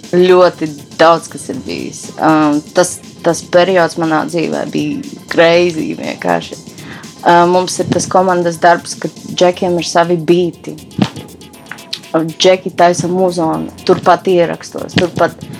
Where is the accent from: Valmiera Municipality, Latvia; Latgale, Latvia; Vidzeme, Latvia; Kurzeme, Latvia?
Latgale, Latvia; Rēzekne; es esmu meita no Rēzeknes, no Latvijas